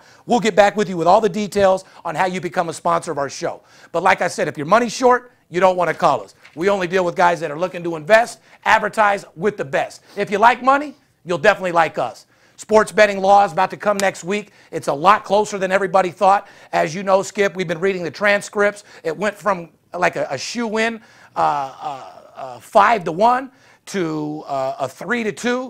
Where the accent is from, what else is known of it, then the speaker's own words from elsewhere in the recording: Las Vegas, Nevada, United States; I'm born and raised in Las Vegas.